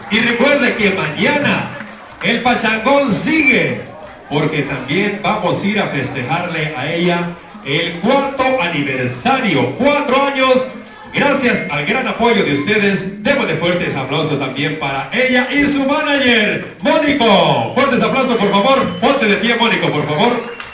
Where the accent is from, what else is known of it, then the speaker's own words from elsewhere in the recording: El Salvador; moved away; cuando nosotros venimos de El Salvador para acá. Y que bueno, aquellos que no vinieron como mojados, igual que su servidor, ¿verdad? Porque nos, yo vine sin papeles y viví en Guadalajara, en Zapopan, Jalisco, tres meses